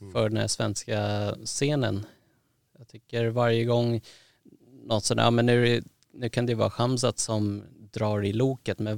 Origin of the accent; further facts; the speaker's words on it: Thailand; för att jag är från Thailand och är en son och jag gillar Mike Tyson